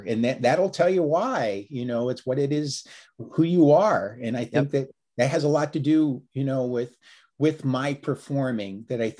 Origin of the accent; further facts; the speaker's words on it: Virginia, United States; I was a volunteer firefighter back where I grew up in Northern Virginia.